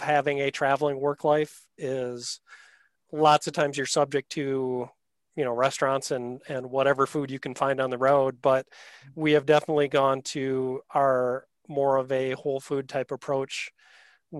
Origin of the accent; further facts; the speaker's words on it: Wisconsin, United States; I'm from Wisconsin normally.